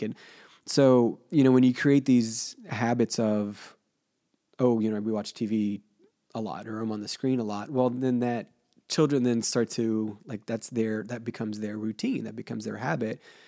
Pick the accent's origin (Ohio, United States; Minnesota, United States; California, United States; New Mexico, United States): Ohio, United States; Cincinnati; growing up in Cincinnati, at my grandparents' house